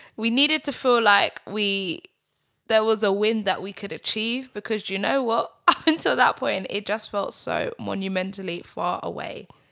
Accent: United Kingdom; growing up in Britain

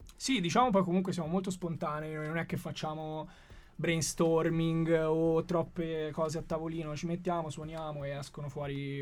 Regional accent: Florence, Tuscany, Italy; moved away as an adult; now in Milan, Italy; io sono nato a Firenze, a Careggi

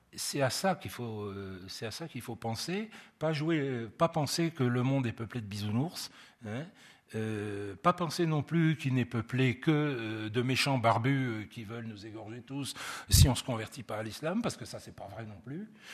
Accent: France; chez nous en France

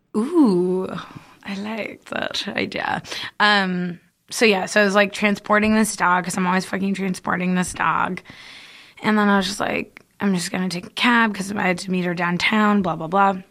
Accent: California, United States; we're from California

